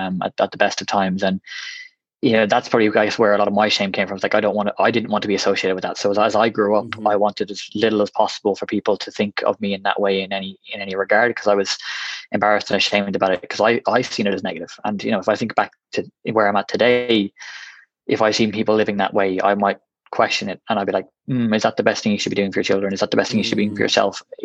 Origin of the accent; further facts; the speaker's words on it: Westmeath, Leinster, Ireland; also born or lived in Galway; I'm originally from Westmeath in Ireland.